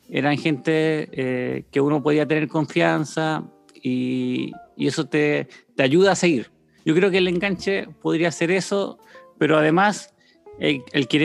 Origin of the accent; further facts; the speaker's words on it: Antofagasta, Chile; born there; also born or lived in Tocopilla / Chañaral / Loncoche / Coyhaique; nací en Antofagasta, pero vivíamos en Tocopilla, ¿ya? Eh, después vivimos en Antofagasta, Chañaral, y de ahí tuvimos como un cambio grande a Loncoche, después Coyhaique